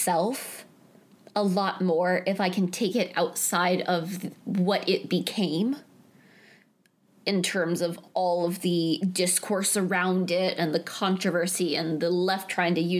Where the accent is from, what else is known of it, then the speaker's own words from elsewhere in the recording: eastern North Carolina, United States; I am the only one of us who is from the South, and I'm from North Carolina, and I'm from sort of the more eastern part of the state